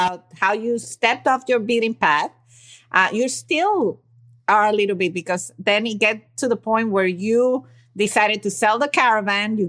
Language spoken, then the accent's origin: English; Venezuela; I come from an Italian family and I was raised in Venezuela